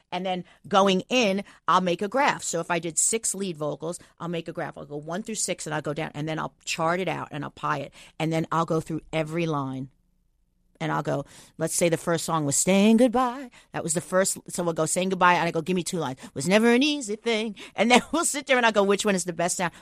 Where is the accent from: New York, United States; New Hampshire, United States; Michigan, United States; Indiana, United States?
New York, United States; Long Island; moved away; I'm, I'm from New York